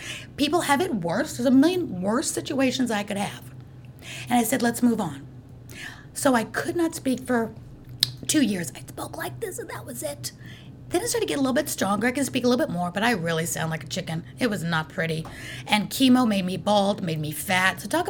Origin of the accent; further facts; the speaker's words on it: New York, United States; I grew up in the New York City world.